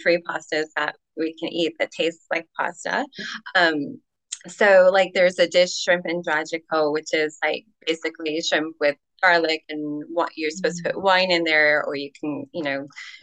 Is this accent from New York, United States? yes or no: no; Illinois, United States; I come from Illinois, the Midwest.